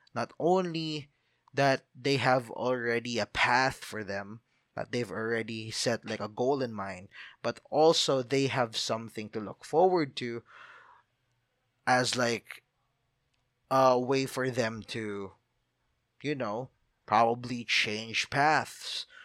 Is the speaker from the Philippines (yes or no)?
yes; Philippines; I'm a Filipino